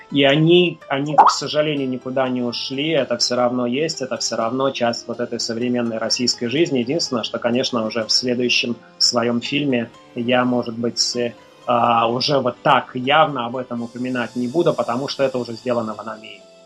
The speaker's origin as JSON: {"language": "Russian", "town": "Mogilev", "region": "Mogilev Region", "country": "Belarus", "tie": "born or raised there", "moved": "yes", "said": "в моем родном городе, в Могилеве"}